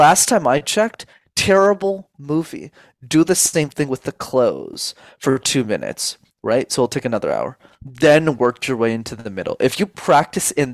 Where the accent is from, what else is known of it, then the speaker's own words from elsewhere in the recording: Montreal, Quebec, Canada; I grew up in Montreal, spoke French as a second language my entire life